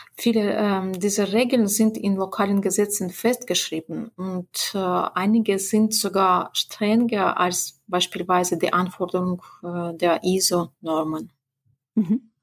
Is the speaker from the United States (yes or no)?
no; Belarus; in unserer Republik